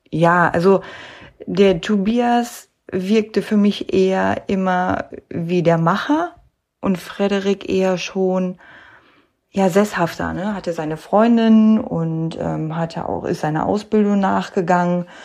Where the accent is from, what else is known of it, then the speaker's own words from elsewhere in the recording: North Rhine-Westphalia, Germany; die haben halt geschockt, wie man das ja so schön nennt bei uns im Ruhrgebiet, ne?